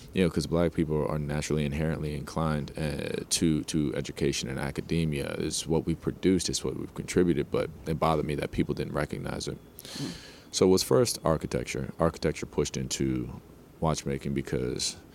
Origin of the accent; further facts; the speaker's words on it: New Jersey, United States; I grew up in Jersey, New York, not such the greatest part of Jersey